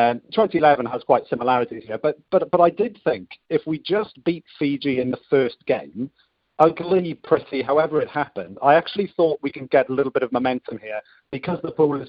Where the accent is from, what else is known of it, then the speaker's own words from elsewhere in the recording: Wales, United Kingdom; Being a Welshman